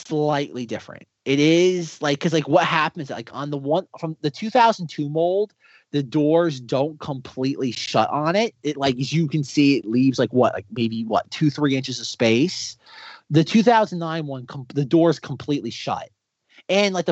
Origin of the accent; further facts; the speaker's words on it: Florida, United States; I grew up in Florida